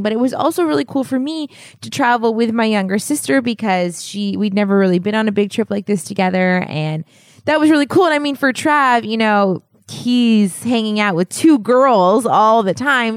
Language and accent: English; United States; as an American